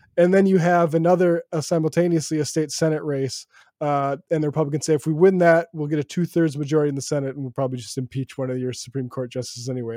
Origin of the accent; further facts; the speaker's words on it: New York City, New York, United States; I'm from Brooklyn